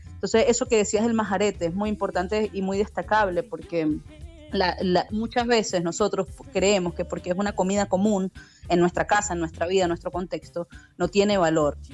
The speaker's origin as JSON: {"language": "Spanish", "country": "Venezuela", "also_born_or_lived": "Buenos Aires, Argentina", "moved": "as an adult", "said": "yo como bueno venezolano en Buenos Aires"}